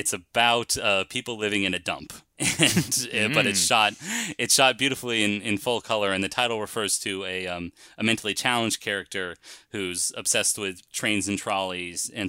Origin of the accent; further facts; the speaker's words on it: United States; We're American. We speak American